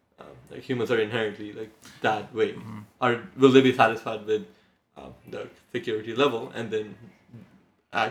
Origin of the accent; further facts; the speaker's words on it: India; I come from India